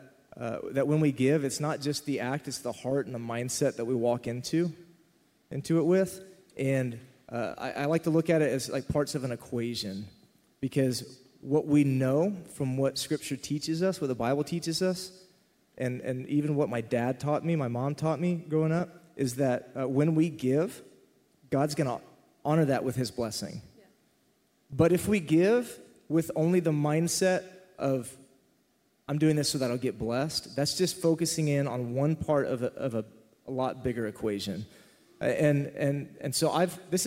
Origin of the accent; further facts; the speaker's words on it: Texas, United States; I remember sitting in Southern Baptist Church growing up in Texas